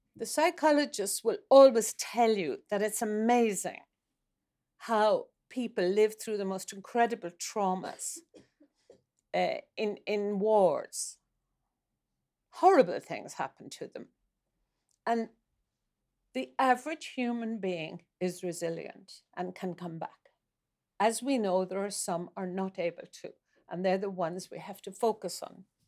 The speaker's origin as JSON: {"language": "English", "country": "Ireland", "moved": "as an adult", "lives_now": "Norway", "said": "I, I am from Ireland"}